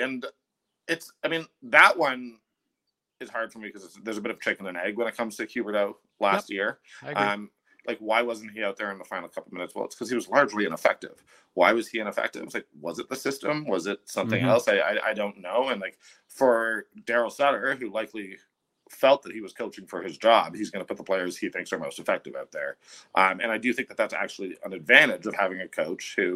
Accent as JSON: {"language": "English", "town": "Toronto", "region": "Ontario", "country": "Canada", "moved": "yes", "lives_now": "Calgary, Canada", "said": "I'm from Toronto."}